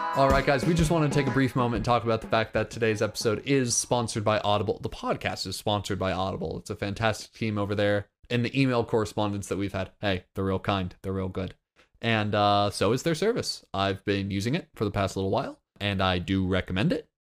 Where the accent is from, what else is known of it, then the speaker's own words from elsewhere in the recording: Florida, United States; I'm from Florida.